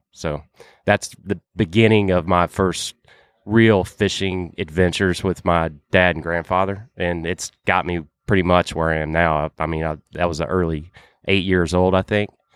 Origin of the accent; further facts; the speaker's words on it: Virginia, United States; when I was growing up in Virginia